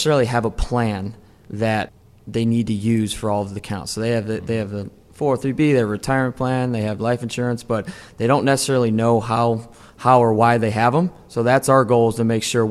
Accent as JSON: {"language": "English", "town": "Lakewood", "region": "Ohio", "country": "United States", "tie": "born or raised there", "also_born_or_lived": "Maryville, Tennessee", "moved": "as an adult", "said": "I grew up in Northeast Ohio, Lakewood, Ohio"}